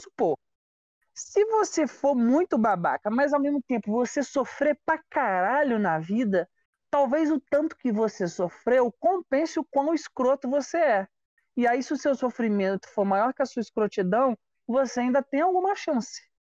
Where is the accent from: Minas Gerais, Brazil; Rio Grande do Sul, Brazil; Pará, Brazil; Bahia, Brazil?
Minas Gerais, Brazil; Juiz de Fora; moved away; Eu sou de de Fora, que é uma cidade que fica a três horas do Rio de Janeiro